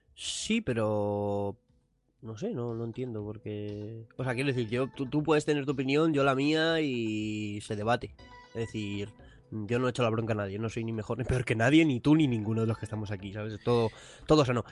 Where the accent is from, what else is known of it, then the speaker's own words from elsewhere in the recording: Madrid, Community of Madrid, Spain; aquí somos dos de Madrid